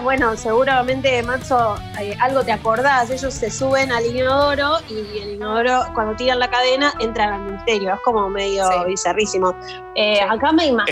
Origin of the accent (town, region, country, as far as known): Argentina